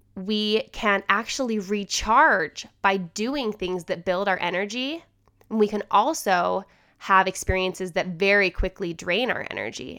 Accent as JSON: {"language": "English", "town": "Holladay", "region": "Utah", "country": "United States", "tie": "born or raised there", "also_born_or_lived": "Salt Lake City, Utah", "said": "I'm still in Salt Lake City and I drive past a lot of things that I knew as a you know, I grew up here"}